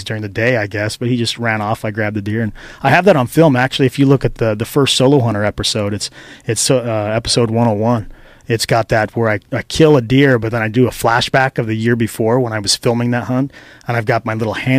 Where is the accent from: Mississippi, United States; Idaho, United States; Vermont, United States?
Idaho, United States; now in Reno, United States; I'm from Idaho